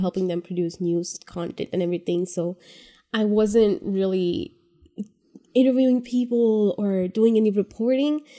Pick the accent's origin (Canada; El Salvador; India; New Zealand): India; moved away as an adult; now in California, United States; I am from India. I moved here three years ago, three, three and a half years ago